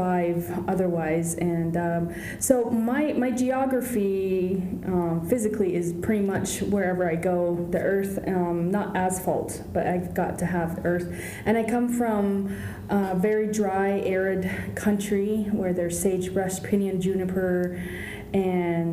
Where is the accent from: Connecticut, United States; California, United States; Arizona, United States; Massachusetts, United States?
Arizona, United States; Northern; I share where I'm from is in Arizona, Southwest Arizona, or no, Northern Arizona, from the Navajo Nation